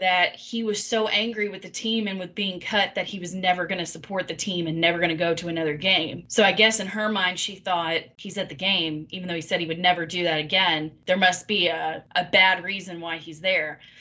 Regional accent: Kentucky, United States; accent: country; There might be some words that slip out that are a little country, but you can't blame me. I'm from Kentucky

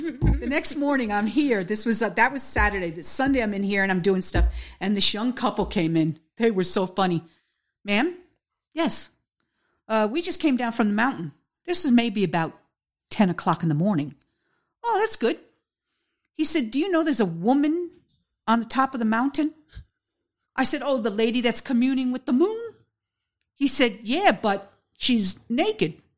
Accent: Peekskill, New York, United States; now in Beacon, United States; I'm originally from Peekskill, New York. And I moved to Beacon

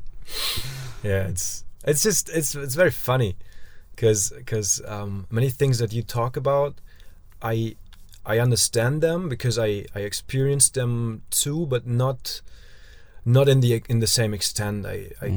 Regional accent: Germany

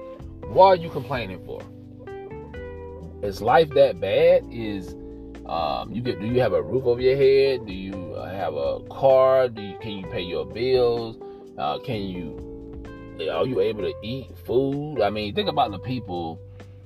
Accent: United States; as American citizens

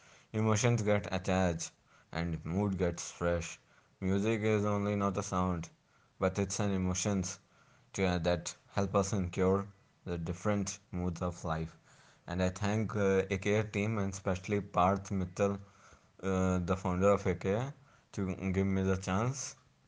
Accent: Varanasi, Uttar Pradesh, India; I am from Varanasi

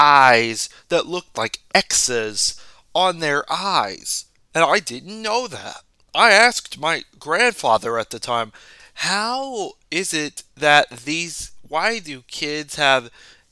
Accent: United States; as an American, a blue-blood American that has lived here for over 20 years

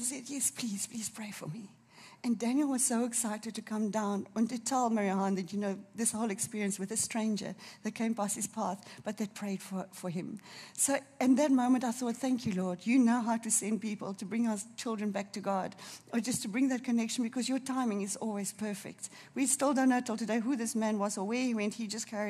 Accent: Durban, KwaZulu-Natal, South Africa; I'm from Durban

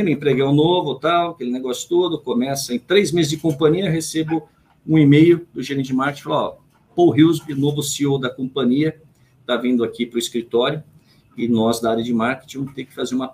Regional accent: Jundiaí, São Paulo, Brazil; born there; eu nasci em Jundiaí, tenho dois irmãos nascidos em Rolândia, tenho um irmão nascido em Mojimirim

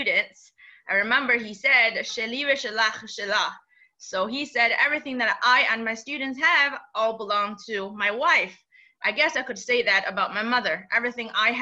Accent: China; moved away; growing up in China, I was educated, under the communist regime

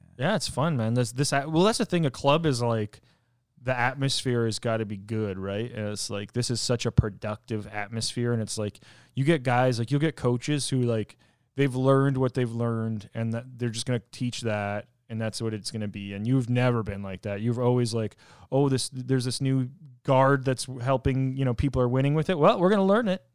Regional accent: Canada; where I'm from in Canada

